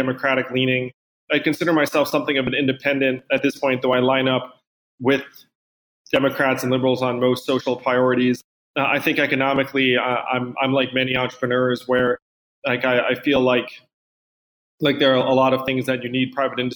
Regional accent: East Coast, United States; I'm from the East Coast.

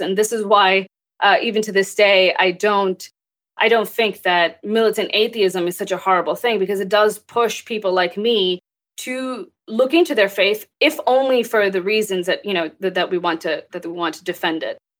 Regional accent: Texas, United States; also born or lived in Pakistan; I grew up in Texas. I was born in Pakistan, and I moved here

